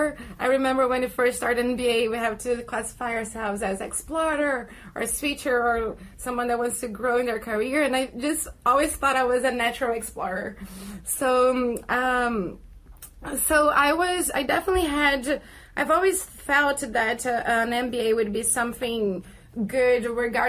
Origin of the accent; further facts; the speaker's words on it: Rio de Janeiro, Brazil; moved away as an adult; also born or lived in New York City; now in Los Angeles, United States; I'm actually from Brazil. I'm from Rio de Janeiro, and I have been living in U.S. for almost 7 years now.